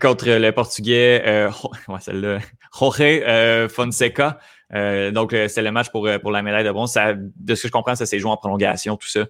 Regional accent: Canada; on est Canadien aussi

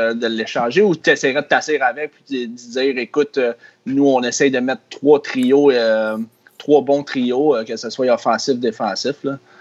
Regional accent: Sainte-Catherine, Quebec, Canada; je viens de Sainte-Catherine, Ville-Sainte-Catherine

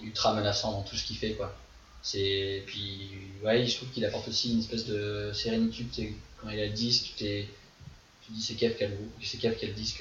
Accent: France; moved away as an adult; also born or lived in Pornichet; je viens de France

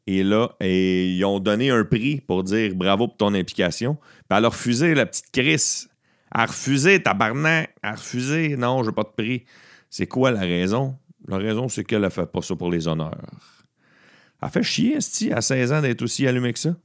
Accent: Beauharnois, Quebec, Canada; je viens de Beauharnois et j'ai timé ça parce que ce soir, je suis en spectacle dans un bar de mon village natal à Beauharnois

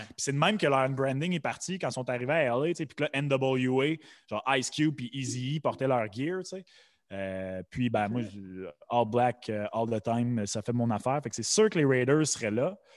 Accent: Quebec, Canada; nous autres, tu sais en tant qu'hommes blancs, québécois

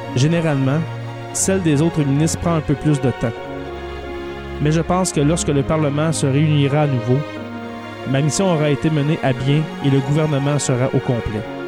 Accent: Témiscamingue, Quebec, Canada; je, je viens du Témiscamingue

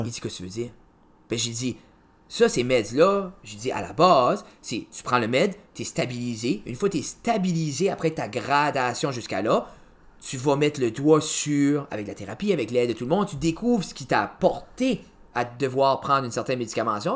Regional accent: Pointe-Verte, New Brunswick, Canada; je viens de Original Pointe Verte, new brunswick

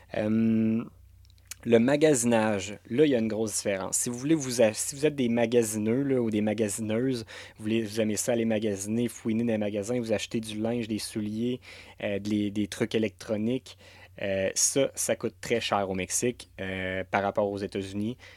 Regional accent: Quebec, Canada; en tant que Canadien

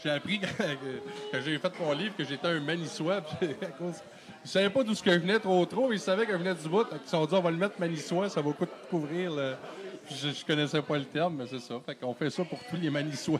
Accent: Chute-aux-Outardes, Quebec, Canada; moved away; je viens, je viens d'ici, je suis natif de Chute aux Stars

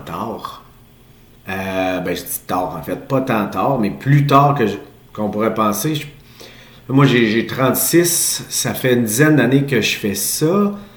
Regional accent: Quebec City, Quebec, Canada; je suis un petit gars de Québec. je suis grandi, je suis né et grandi à Charlebourg

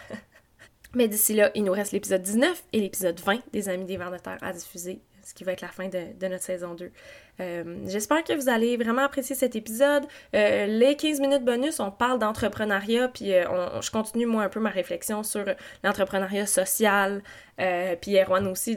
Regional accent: Quebec, Canada; moved away; also born or lived in Eastern Townships, Quebec; je suis née au Québec

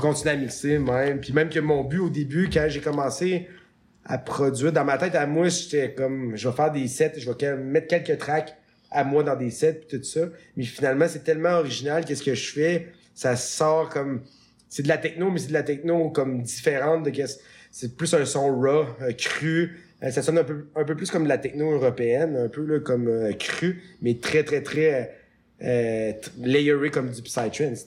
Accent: Canada; je venais du Canada

